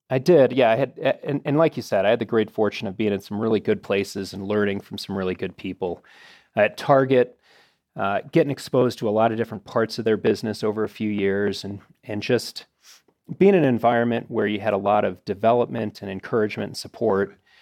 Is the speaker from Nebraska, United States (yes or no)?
no; Arlington Heights, Illinois, United States; I grew up in Arlington Heights, Illinois